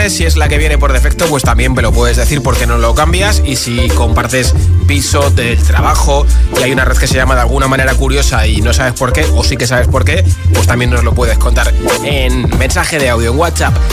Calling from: Madrid, Community of Madrid, Spain; Hola. Buenas tardes equipo … de Madrid.

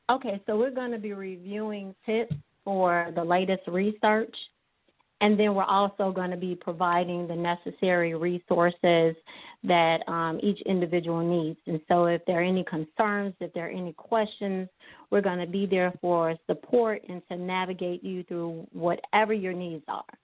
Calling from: Chicago, Illinois, United States; from Chicago.

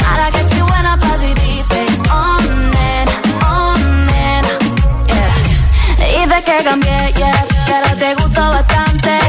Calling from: Zaragoza, Aragon, Spain; Hola FM, soy … de Zaragoza y mi voto va para tiroteo.

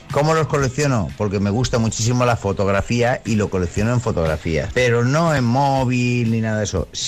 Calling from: Valencia, Valencian Community, Spain; Soy … de Valencia.

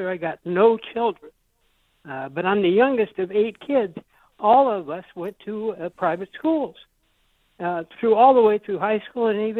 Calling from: Des Moines, Iowa, United States; Des Moines, it looks like. Thanks. calling from Beaverdale, yeah.

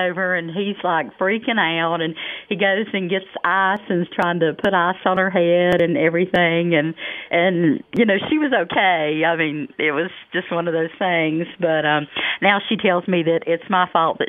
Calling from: Raleigh, North Carolina, United States; I'm from Raleigh.

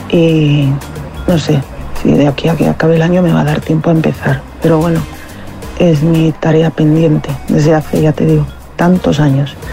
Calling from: Móstoles, Community of Madrid, Spain; Soy … de Móstoles.

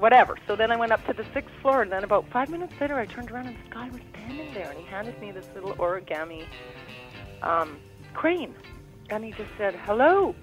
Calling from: Vancouver, British Columbia, Canada; right now that's in Vortex in Vancouver

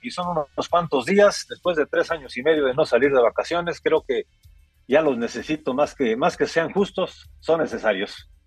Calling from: Pachuca, Hidalgo, Mexico; Muy buenas noches amigos … de Pachuca.

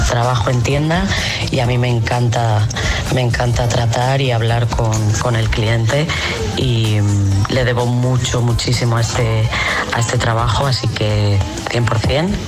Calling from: Toledo, Castilla-La Mancha, Spain; de Toledo

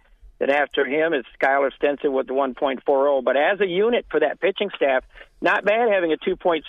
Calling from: Florida, United States; No, I am calling you from Roger Williams Field. I just got done doing a setup for our Special Olympics Florida regional track meet.

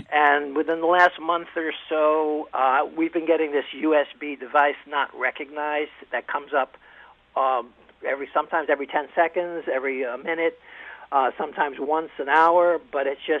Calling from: Danbury, Connecticut, United States; I'm from Danbury, and uh, I'm a I consider myself a little bit of a geek.

